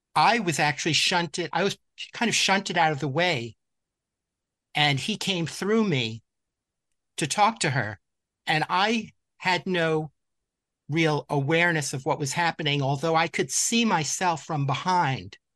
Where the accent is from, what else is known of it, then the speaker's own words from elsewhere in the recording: New York City, New York, United States; I grew up in New York City